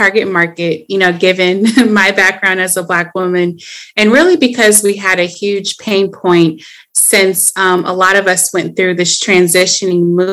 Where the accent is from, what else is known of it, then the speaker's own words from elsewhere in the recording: Atlanta, Georgia, United States; now in Los Angeles, United States; I am from Atlanta